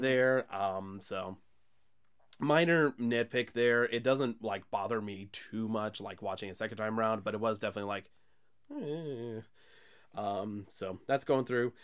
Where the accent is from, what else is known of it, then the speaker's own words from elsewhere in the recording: the Bible Belt, United States; we're pretty much from the Bible Belt here